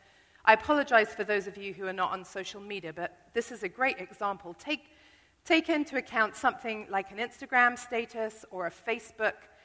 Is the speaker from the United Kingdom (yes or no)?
yes; United Kingdom; I'm British